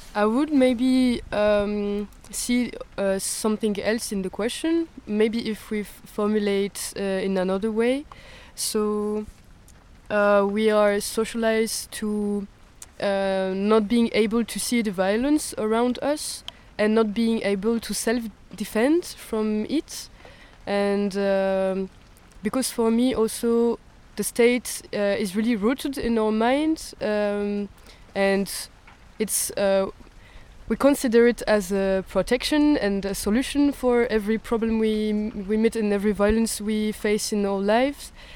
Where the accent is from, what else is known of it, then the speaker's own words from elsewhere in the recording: France; I'm coming from France